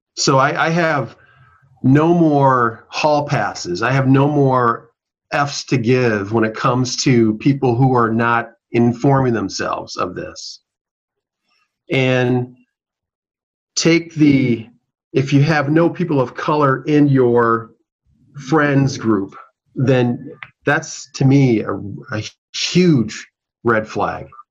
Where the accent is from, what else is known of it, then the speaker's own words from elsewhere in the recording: Minneapolis, Minnesota, United States; I'm a South Minneapolis native. I was born and raised in South Minneapolis.